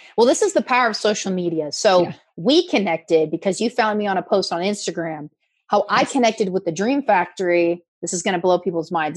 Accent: Oregon, United States; moved away as an adult; also born or lived in Newport Beach, California / Eastern Washington; now in Orange County, United States; I was born in Newport Beach um, lived in, grew up in Oregon, uh, did news in Oregon and in Eastern Washington.

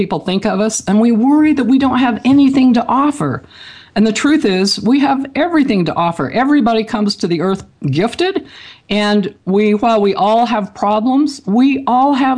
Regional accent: Franklin, Idaho, United States; I grew up in Franklin, Idaho, a very small community.

